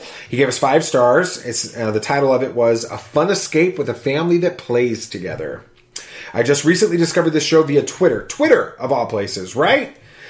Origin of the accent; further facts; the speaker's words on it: Australia; accent: Australian; Who, my Australian accent?